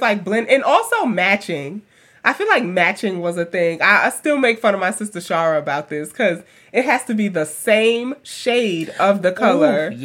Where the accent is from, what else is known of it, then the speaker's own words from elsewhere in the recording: New York City, New York, United States; moved away; also born or lived in Alabama; a black girl who grew up in Queens and then moving to Alabama